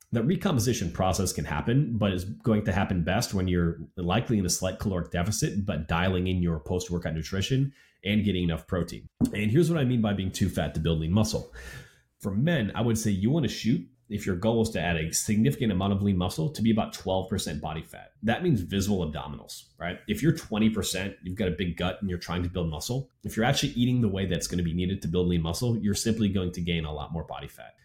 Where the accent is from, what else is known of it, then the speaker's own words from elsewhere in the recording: Wisconsin, United States; growing up in Wisconsin